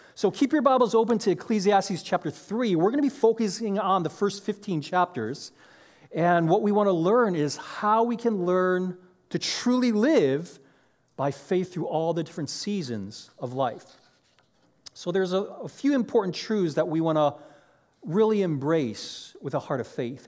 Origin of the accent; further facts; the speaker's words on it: Chicago, Illinois, United States; moved away as an adult; now in Orange County, United States; I grew up in Chicago